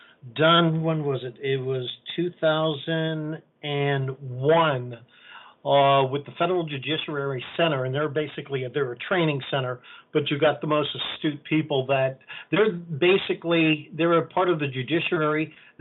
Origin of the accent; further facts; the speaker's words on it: New York City, New York, United States; where I was born in New York City